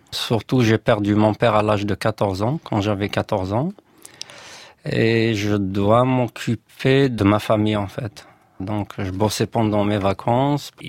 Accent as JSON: {"language": "French", "town": "Bouzeguene", "region": "Tizi Ouzou Province", "country": "Algeria", "tie": "born or raised there", "also_born_or_lived": "Paris, France", "first_language": "Berber", "second_language": "French", "moved": "as an adult", "lives_now": "Frankfurt, Germany", "said": "Je suis né à Bouzguen, dans un petit village en Kabylie, donc en Algérie."}